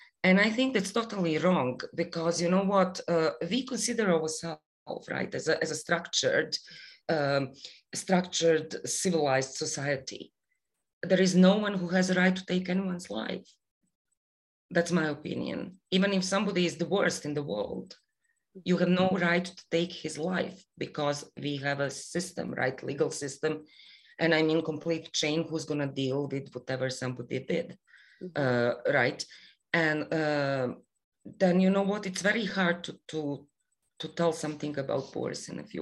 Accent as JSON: {"language": "English", "country": "Bosnia & Herzegovina", "also_born_or_lived": "Canada", "moved": "as an adult", "lives_now": "Toronto, Canada", "said": "I am Bosnian Canadian"}